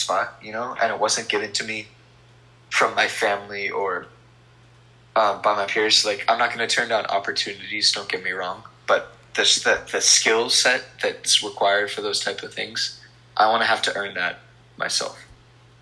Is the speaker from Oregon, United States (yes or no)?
no; Hawaii, United States; being from Hawaii